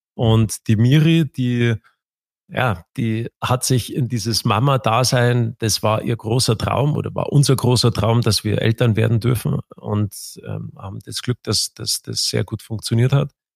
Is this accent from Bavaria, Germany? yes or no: yes; Garmisch-Partenkirchen, Bavaria, Germany; bei uns in Garmisch